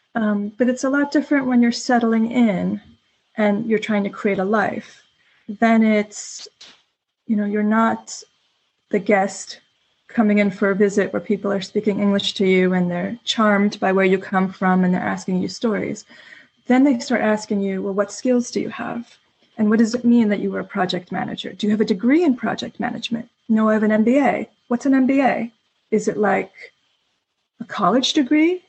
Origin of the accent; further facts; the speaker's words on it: New York City, New York, United States; moved away as an adult; now in Stockholm, Sweden; I'm an American um, originally from the New York City area. I moved to Stockholm about eight years ago